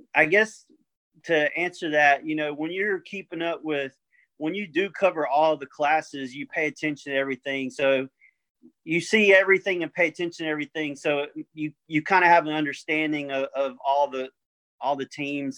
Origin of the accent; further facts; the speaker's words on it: Orangeville, United States; I'm from Orangeville